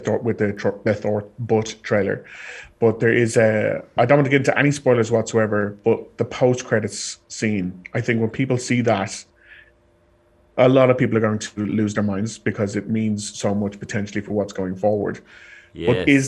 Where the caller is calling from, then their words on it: Ireland; And as I'm calling from Ireland